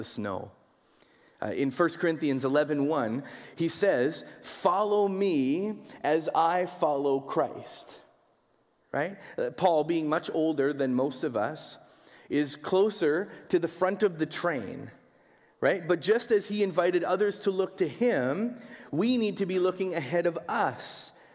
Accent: Winnipeg, Manitoba, Canada; growing up in Winnipeg

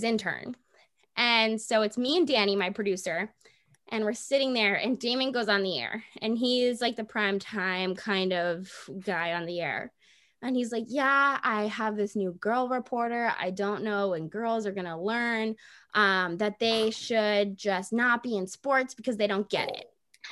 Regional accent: Jacksonville, Florida, United States; moved away; my hometown team that I grew up rooting for

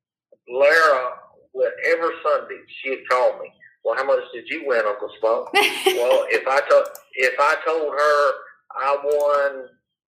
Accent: Florida, United States; We're from Florida

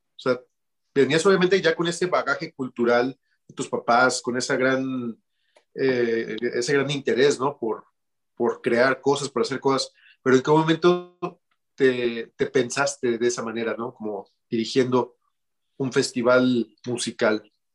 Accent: Mexico; la primera vez que yo salí de México

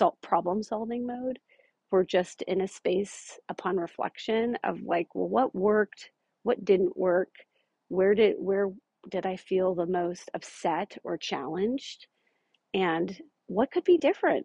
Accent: Omaha, Nebraska, United States; my hometown of Omaha

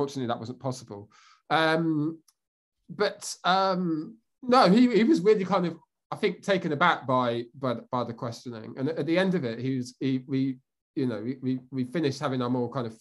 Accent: Bedfordshire, East of England, United Kingdom; I'm from Bedfordshire, which is kind of East Anglia, kind of near Milton Keynes, that sort of area.

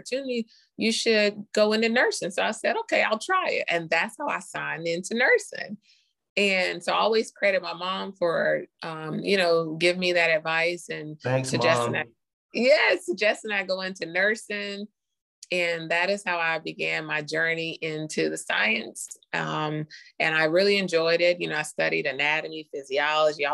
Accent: Charlotte, North Carolina, United States; also born or lived in Costa Rica; I'm from Charlotte too. Went to all the elementary school. Graduated from West Charlotte High School.

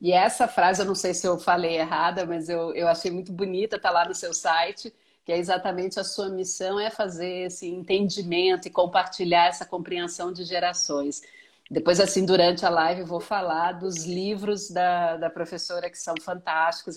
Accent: Minas Gerais, Brazil; eu sou mineira

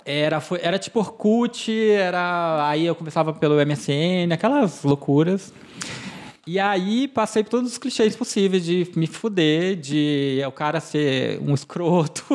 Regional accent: Porto Velho, Rondônia, Brazil; also born or lived in Tuntum, Maranhão, Brazil; cresci lá em Rondônia, então minha memória, enfim, toda a minha parte, memória afetiva é toda de lá

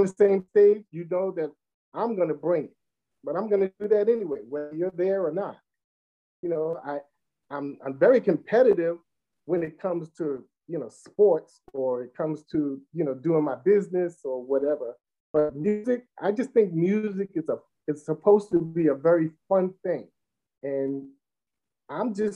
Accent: New York City, New York, United States; I'm from Brooklyn

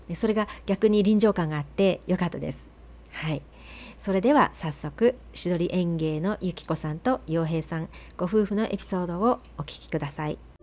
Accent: Nagano, Japan; now in Oregon, United States; 私はね長野出身なので

